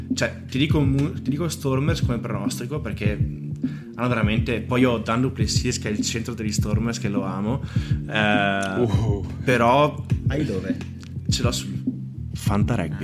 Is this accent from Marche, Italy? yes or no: no; Bassano del Grappa, Veneto, Italy; sono di Bassone Grappa